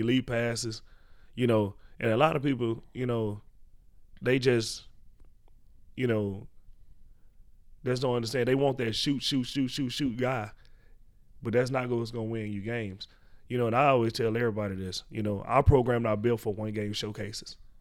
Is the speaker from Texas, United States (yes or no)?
yes; Dallas, Texas, United States; born or raised there